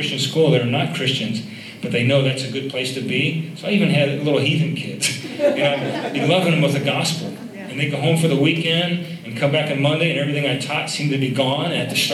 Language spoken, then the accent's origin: English; Akron, Ohio, United States; also born or lived in Chicago Heights, Illinois; the Lord moved us back to Akron, Ohio. And that's my hometown